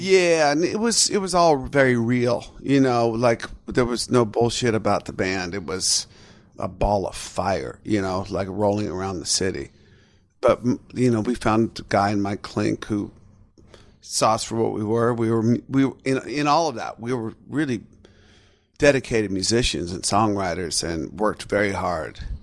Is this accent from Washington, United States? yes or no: yes; Seattle, Washington, United States; my hometown of Seattle